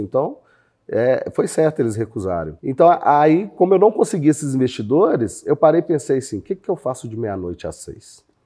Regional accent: Belo Horizonte, Minas Gerais, Brazil; eu morei em vários bairros de Belo Horizonte.

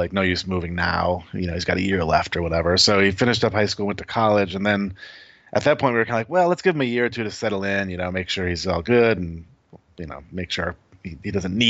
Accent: Michigan, United States; now in North Carolina, United States; We're originally from Michigan, moved to Los Angeles on a sort of a whim.

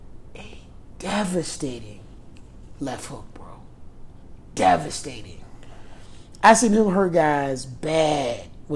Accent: United States; I'm American.

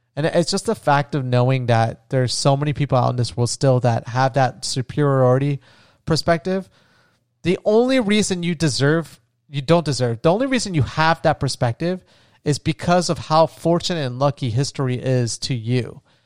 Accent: Florida, United States; where I grew up in Florida

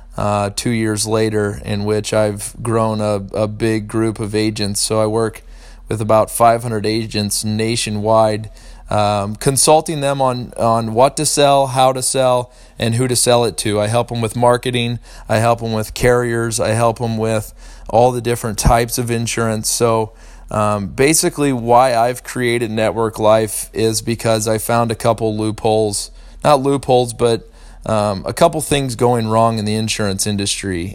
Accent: St. Louis, Missouri, United States; I grew up in St. Louis love the Cardinals tremendously

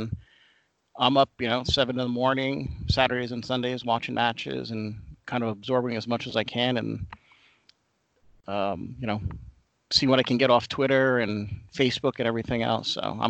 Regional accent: New Jersey, United States; moved away as an adult; now in Ohio, United States; So growing up in New Jersey, I grew up in kind of a Polish neighborhood where most of the guys played soccer, but I did not. I was more into baseball and football. And it wasn't until I actually moved to Ohio

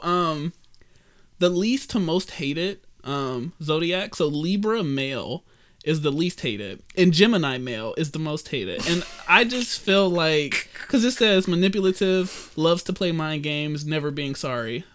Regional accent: Detroit, Michigan, United States; me and Kat, born in Detroit, Sinai Grace

